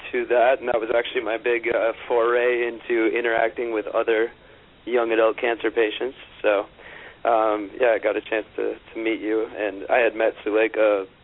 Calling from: New York, United States; Uh, right in Manhattan, in the heart of uh, good old Midtown East.

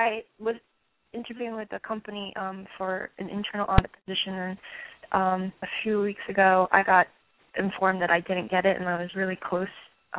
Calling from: New Jersey, United States; I'm calling from New Jersey.

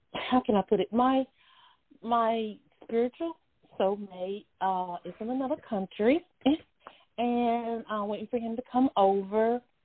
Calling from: North Carolina, United States; I'm calling from North Carolina.

